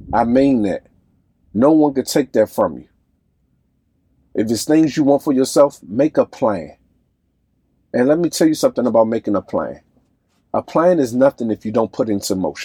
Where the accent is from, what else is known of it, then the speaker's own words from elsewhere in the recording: Washington, District of Columbia, United States; I'm from Southside, D.C. I love any and everything about where I came from. My friends, my loved ones, everybody that groomed me